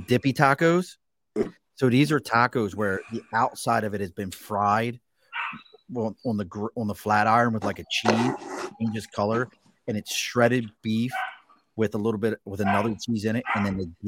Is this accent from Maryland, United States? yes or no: yes; Baltimore, Maryland, United States; moved away; where I grew up at in Baltimore